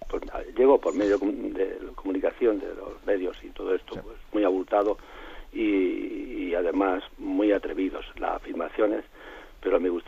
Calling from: Murcia, Region of Murcia, Spain; de Murcia.

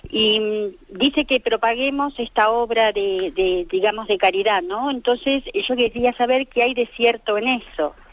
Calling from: Madrid, Community of Madrid, Spain; de Madrid.

